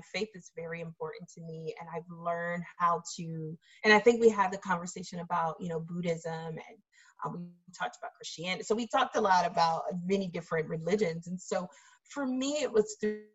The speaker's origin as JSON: {"language": "English", "region": "the South", "country": "United States", "tie": "born or raised there", "moved": "yes", "lives_now": "Massachusetts, United States", "said": "growing up in the South, where the KKK can march through your county at any time they want it"}